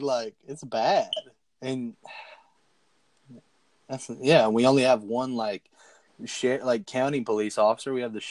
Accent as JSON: {"language": "English", "town": "Carlisle", "region": "Kentucky", "country": "United States", "tie": "born or raised there", "said": "I live in a rural farming town, named Carlisle, Kentucky. I wasn't born here, but this is where I grew up, and this is where I, you know, claim as home."}